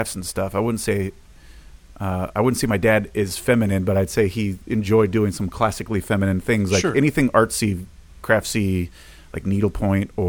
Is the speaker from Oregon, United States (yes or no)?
yes; Portland, Oregon, United States; moved away as an adult; I grew up in Portland